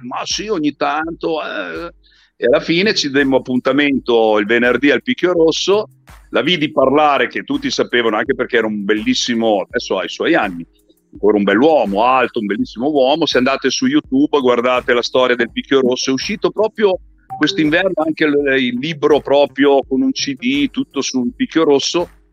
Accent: Modena, Emilia-Romagna, Italy; sono di Modena

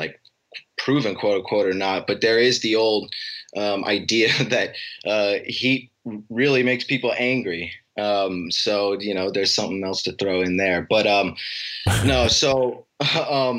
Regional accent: Alaska, United States; moved away; I grew up in Alaska

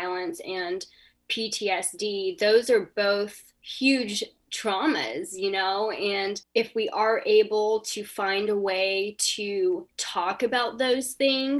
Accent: North Carolina, United States; I grew up in North Carolina

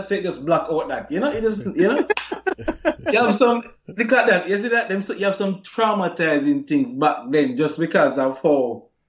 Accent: Jamaica; if you're growing up in Jamaica and whole, you know, how Jamaican culture is towards masculinity

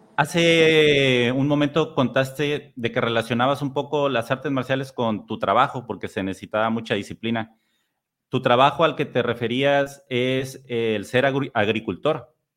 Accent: Tampico, Tamaulipas, Mexico; also born or lived in San Luis Potosí; Yo soy de Tampico, que actualmente vivo aquí pero a los 19 años me fui a San Luis

